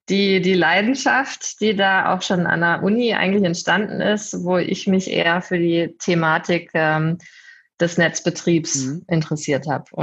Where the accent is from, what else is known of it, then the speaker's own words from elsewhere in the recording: Hanover, Lower Saxony, Germany; Ich komme ursprünglich eigentlich aus der Ecke Hannover, bin aber jetzt äh